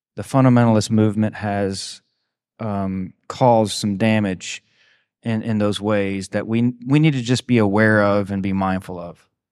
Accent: the South, United States; growing up in the Bible Belt, growing up in the South, you know, there's a very prevalent fundamentalist presence within the Southeast

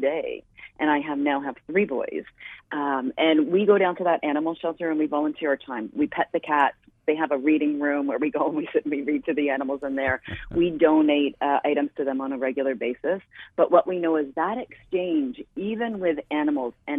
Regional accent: Canada; I am Canadian and was started in Canada

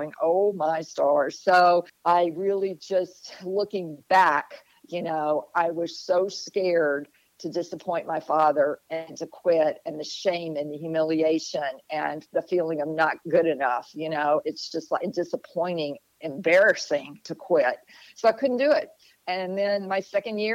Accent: Jackson, Mississippi, United States; also born or lived in Oahu, Hawaii; now in New Bern, United States; I grew up in Jackson, Mississippi

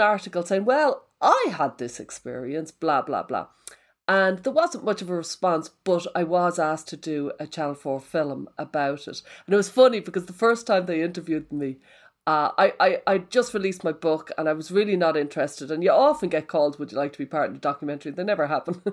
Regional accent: Ireland; I'm Irish, so all my life took place in pubs.

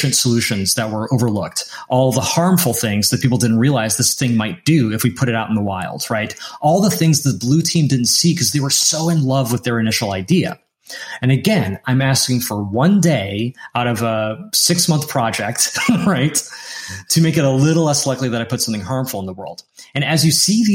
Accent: the North, United States; first language English; I grew up in America. I am a full citizen.

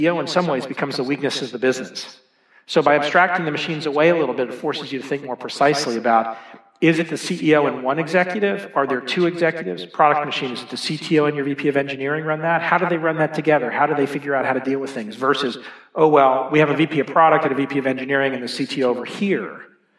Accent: Dallas, Texas, United States; also born or lived in Boston; now in Boulder, United States; I grew up in Dallas, Texas

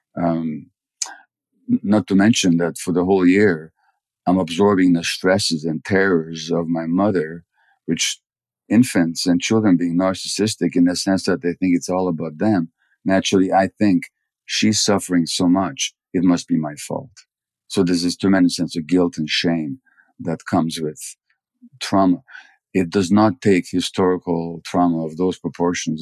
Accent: Budapest, Hungary; I was born in January 1944 in Budapest

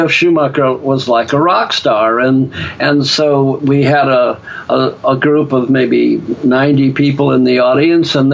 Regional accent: Ireland; just because I'm an Irishman with the gift of gab

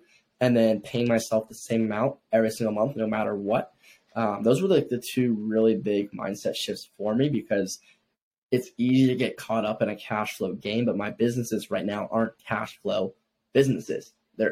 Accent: Ohio, United States; born or raised there; now in Miami, United States

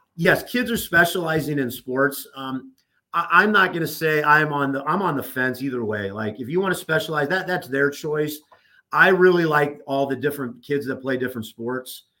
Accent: Southern California, United States; moved away as an adult; also born or lived in Nebraska; now in Oklahoma City, United States; growing up in Southern California, obviously, yes, Laker fan, Rams fan, Dodger fan

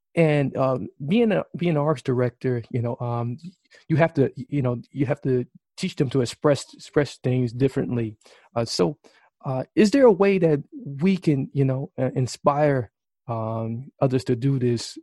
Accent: Milwaukee, Wisconsin, United States; Greater Milwaukee, uh, right here in my hometown

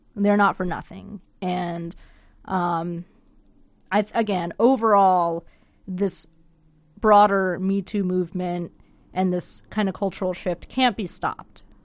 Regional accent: United States; moved away; I'm from there. I'm from the Panhandle

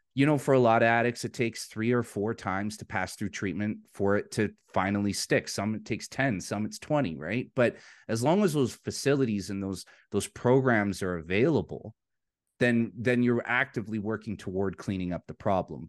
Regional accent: Vancouver, British Columbia, Canada; now in Alberta, Canada; I'm from Vancouver, British Columbia, in Canada. That's the city I was born and raised in.

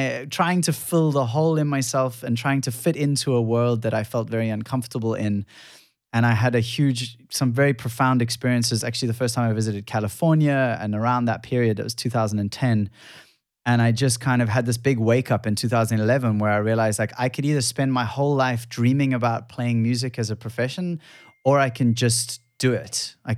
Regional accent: Cape Town, Western Cape, South Africa; So I grew up in Cape Town, but surfing a lot.

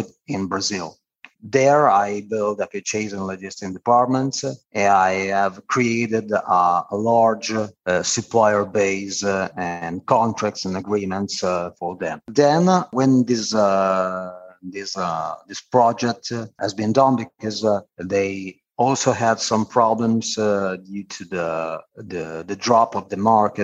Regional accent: Turin, Piedmont, Italy; moved away as an adult; also born or lived in Reggio Emilia; my hometown Turin

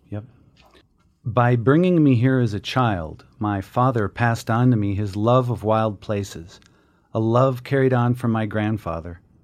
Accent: Minneapolis, Minnesota, United States; moved away; I grew up in Minneapolis.

